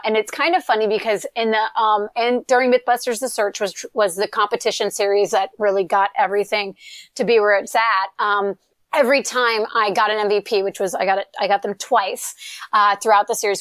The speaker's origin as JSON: {"language": "English", "region": "Eastern North Carolina", "country": "United States", "tie": "born or raised there", "moved": "as an adult", "lives_now": "California, United States", "said": "I grew up in Eastern North Carolina, you know, in a, in literally a no stoplight town"}